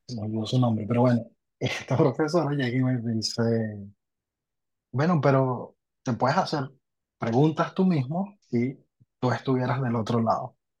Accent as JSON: {"language": "Spanish", "country": "Venezuela", "also_born_or_lived": "Argentina", "moved": "as an adult", "lives_now": "Lima, Peru", "said": "soy venezolano, salí de, Venezuela hace, en enero ya son siete años"}